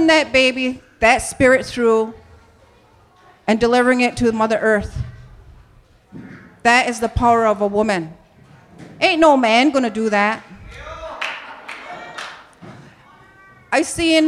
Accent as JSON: {"language": "English", "region": "New York", "country": "United States", "tie": "born or raised there", "said": "I grew up in New York State"}